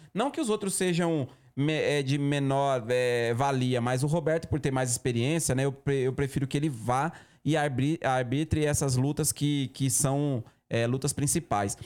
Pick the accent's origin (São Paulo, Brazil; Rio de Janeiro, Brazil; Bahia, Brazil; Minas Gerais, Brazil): Bahia, Brazil; now in Campinas, Brazil; sou oriundo do, do Nordeste, mas Vivo em é Campinas há 20 anos. Bahia